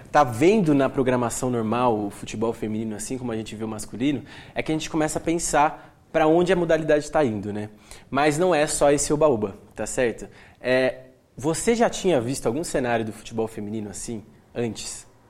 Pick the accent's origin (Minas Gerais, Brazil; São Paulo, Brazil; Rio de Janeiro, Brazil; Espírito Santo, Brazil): São Paulo, Brazil; Atibaia; eu sou, sou, natural de Atibaia